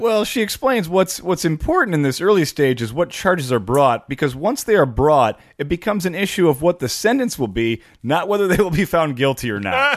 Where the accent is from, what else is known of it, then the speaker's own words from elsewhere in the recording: Midwest, United States; growing up in the Midwest